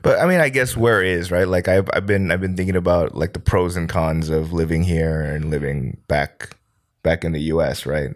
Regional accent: United States; now in South Korea; I'm an American

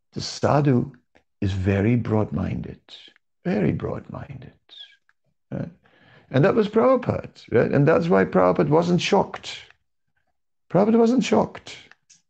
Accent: Amsterdam, North Holland, Netherlands; I'm from Amsterdam

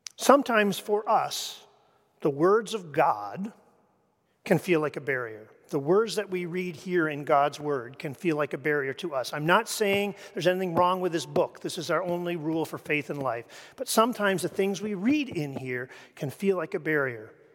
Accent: Canada; moved away; I come from Canada.

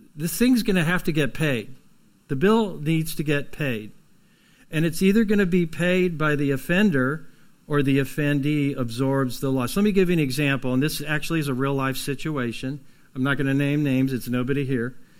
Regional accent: United States; We're from Lawrence County down south of here.

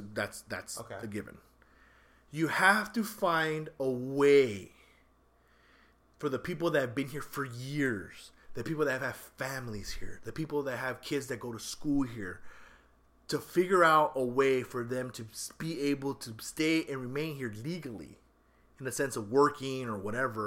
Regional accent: United States; Because, you know, I'm American, so you have to, but I also have a prideful lineage that I don't like to see my people suffer.

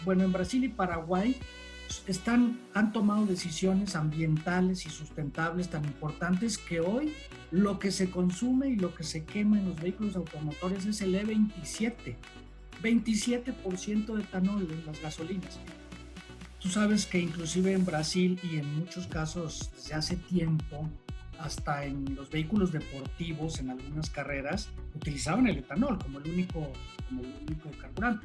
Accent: Mexico; como mexicanos

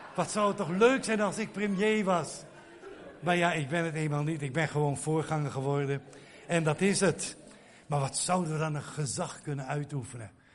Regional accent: Netherlands; ons, onze mentaliteit als Nederlanders

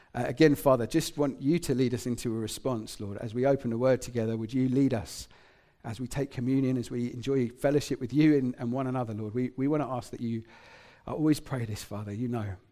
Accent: England, United Kingdom; I grew up in England

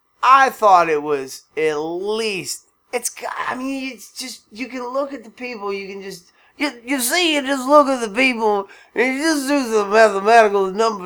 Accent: Tennessee, United States; I'm just from Tennessee, where every bird crosses in my front yard.

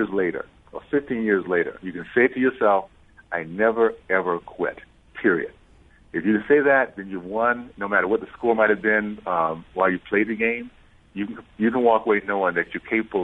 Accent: Deep South, United States; I grew up in the Deep South in the 60s

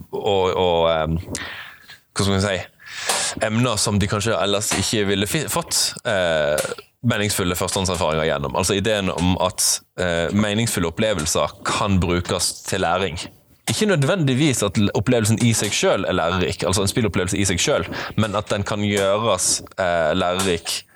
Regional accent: Flekkefjord, Agder, Norway; moved away as an adult; also born or lived in Bærum; flytta de hjem igjen til Flekkefjord om ikke så lenge, der jeg hadde hele barndommen min og mesteparten av ungdomsåra

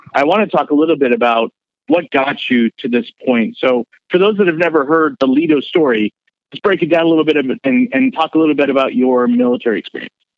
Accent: Bay Area, California, United States; moved away as an adult; I came from the Bay Area

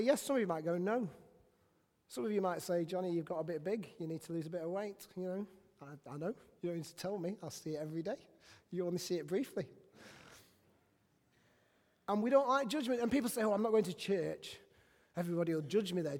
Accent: England, United Kingdom; I'm not a Christian because I was born in England

